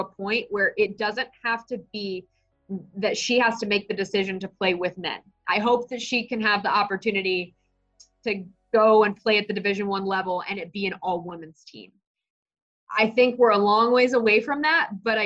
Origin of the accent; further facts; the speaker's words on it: Dallas, Texas, United States; moved away as an adult; also born or lived in Dodge City, Kansas / Wichita, Kansas; now in Kansas City, United States; I grew up in Dallas